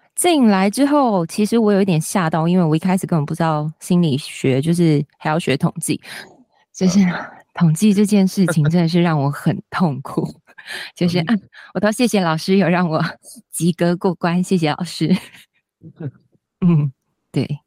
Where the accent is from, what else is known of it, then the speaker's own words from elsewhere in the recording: Kaohsiung, Taiwan; 我是高雄人，所以一开始我回高雄工作